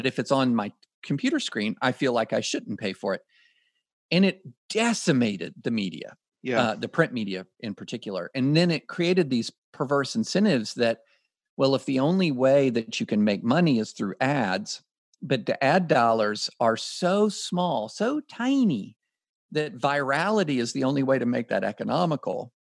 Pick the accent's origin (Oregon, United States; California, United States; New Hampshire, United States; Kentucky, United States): Kentucky, United States; When I grew up in Kentucky